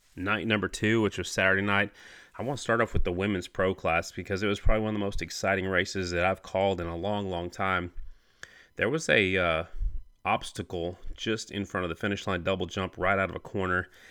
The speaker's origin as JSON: {"language": "English", "region": "Oklahoma", "country": "United States", "tie": "born or raised there", "also_born_or_lived": "South Dakota", "said": "I'm from Oklahoma. You know, I was born in South Dakota, but I left there when I was eight"}